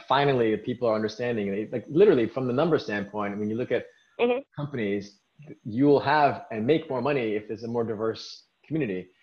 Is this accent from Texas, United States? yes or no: no; New York City, New York, United States; I'm from Queens